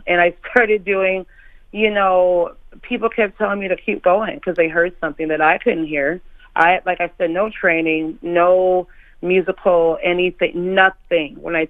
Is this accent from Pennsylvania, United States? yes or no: no; Minneapolis, Minnesota, United States; I'm from Minneapolis, you know, so … and that Minneapolis sound is just as important to me as anything else.